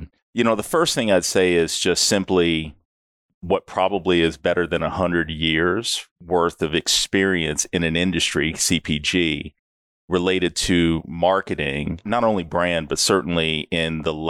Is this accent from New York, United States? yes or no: no; Texas, United States; also born or lived in Dallas; I've lived all over the U.S., but I'm originally from Texas, out in the country. Moved to Dallas somewhere around high school years, went to University of Texas.